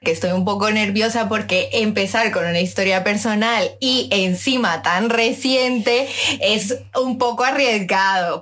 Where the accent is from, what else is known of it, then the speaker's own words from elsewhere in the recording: Madrid, Community of Madrid, Spain; soy de Madrid